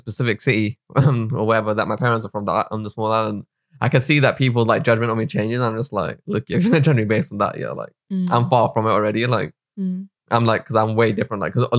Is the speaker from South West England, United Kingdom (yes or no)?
no; Wembley, London, United Kingdom; if I told you I was from Wembley